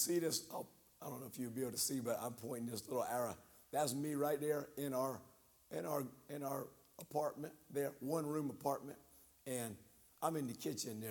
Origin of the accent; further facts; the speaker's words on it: Charleston, South Carolina, United States; moved away as an adult; also born or lived in Ethiopia / South Sudan; now in South Korea; I grew up in Charleston.